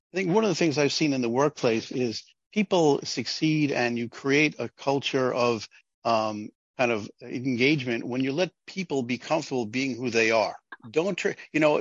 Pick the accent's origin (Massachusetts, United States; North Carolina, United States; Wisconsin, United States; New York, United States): New York, United States; I'm from New York, where there's a very large Jewish population